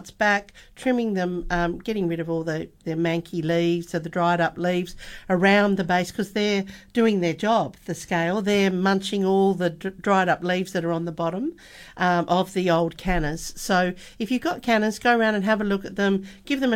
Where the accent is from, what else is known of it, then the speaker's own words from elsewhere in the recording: Melbourne, Victoria, Australia; now in Western Australia, Australia; I'm from Melbourne originally, and we had them in we had them at one of the homes where we lived